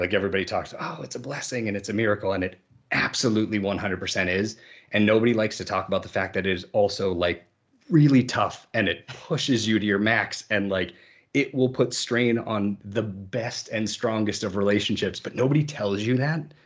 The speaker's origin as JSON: {"language": "English", "region": "Massachusetts", "country": "United States", "tie": "born or raised there", "said": "I grew up in the Massachusetts area"}